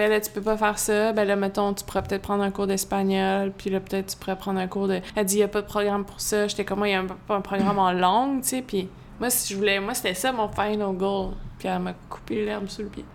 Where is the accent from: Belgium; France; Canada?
Canada; Magog, Quebec; Je suis née à Magog, plus spécifiquement Fleurimont